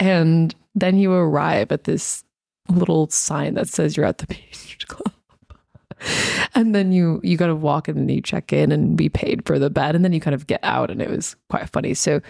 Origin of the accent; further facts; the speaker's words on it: United States; now in Australia; And so, and I'm American. And so when we travel, we're traveling Americans while we live in Australia.